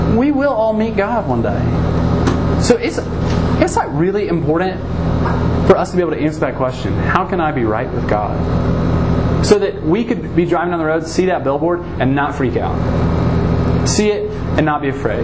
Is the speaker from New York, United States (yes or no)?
no; Atlanta, Georgia, United States; I grew up in Atlanta, Georgia, greatest state in the world